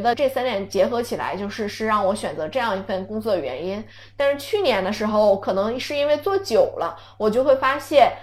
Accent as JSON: {"language": "Chinese", "town": "Songyuan", "region": "Jilin", "country": "China", "moved": "yes", "said": "作为一个松原人"}